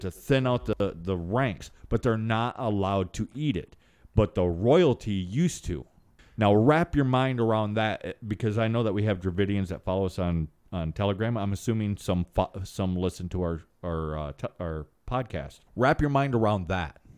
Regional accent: United States; first language English; I was raised here in America, but I was raised sideways of society.

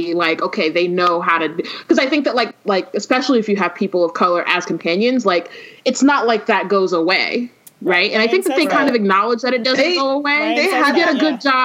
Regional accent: Oakland, California, United States; I'm from Oakland

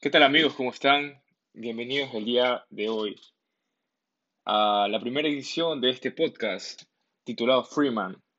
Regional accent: Ecuador; en mi país de origen, en mi país de Ecuador, aquí estamos con la cuarentena

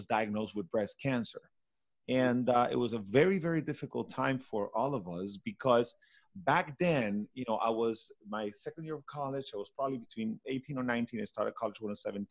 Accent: Caracas, Capital District, Venezuela; English is a second language; moved away as an adult; now in Miami, United States; my brothers and I were all raised, you know, born and raised in Venezuela.

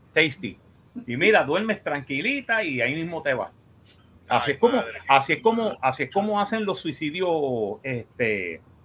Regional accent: Puerto Rico; somos puertorriqueños

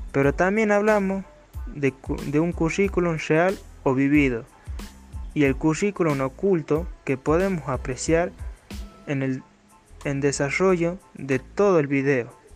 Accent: Pomán, Catamarca, Argentina; soy de Pomán

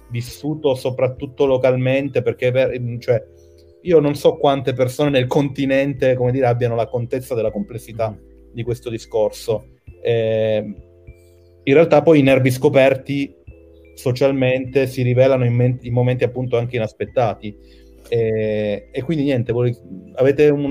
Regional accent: Trentino-Alto Adige, Italy; parla di argomenti come le isole, e io sono trentino, che me ne frega

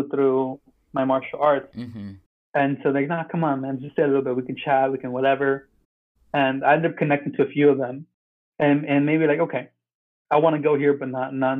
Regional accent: United States; also born or lived in Peru; I grew up here in America

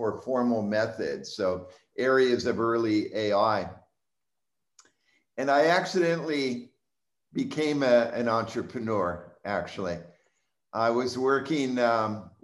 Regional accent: Southern California, United States; moved away as an adult; also born or lived in Israel / Bay Area, California; now in Austin, United States; I grew up in Southern California. I live in Austin, Texas now

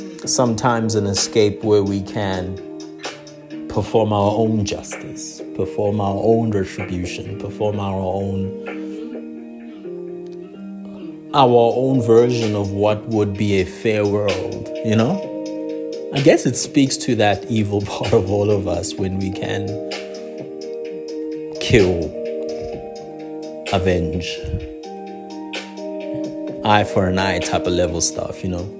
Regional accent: South Africa; being black and being South African

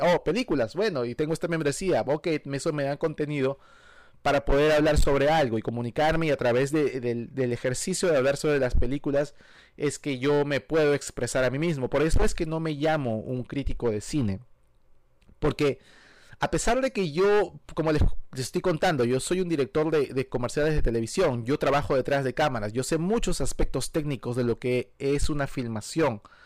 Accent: Peru; moved away as an adult; also born or lived in Virginia / Miami; now in United States; Yo soy peruano de nacimiento, nací en el Perú eh, y viví en el Perú hasta los 19 años.

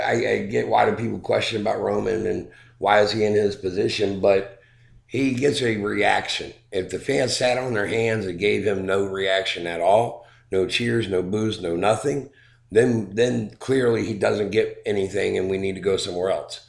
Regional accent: United States; We as American fans

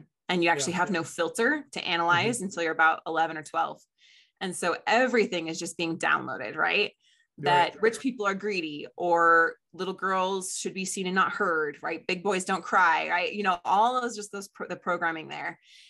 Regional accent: Colorado, United States; also born or lived in Ohio / Chicago; I was born in Denver, Colorado, and then we moved to Ohio and then to Chicago and then back to Colorado.

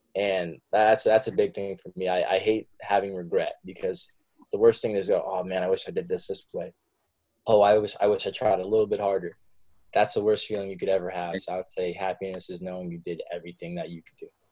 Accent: Warwick, New York, United States; moved away as an adult; also born or lived in Oneonta, New York / Bronx, New York; now in Brooklyn, United States; I grew up in Warwick, New York

